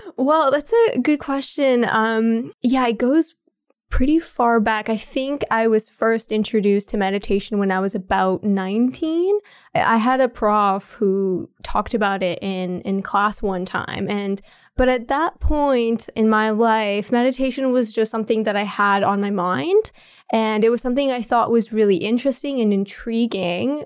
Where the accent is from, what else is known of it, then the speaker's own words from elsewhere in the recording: Ottawa, Ontario, Canada; I was born and raised in Ottawa, so, and I never left the city ever